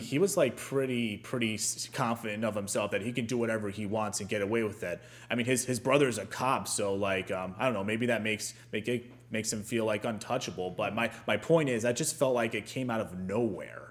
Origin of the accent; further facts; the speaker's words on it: Ohio, United States; I'm from Ohio